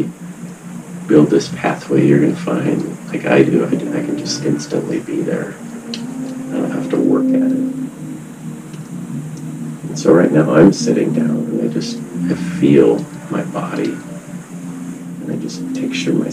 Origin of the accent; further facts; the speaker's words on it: United States; growing up in America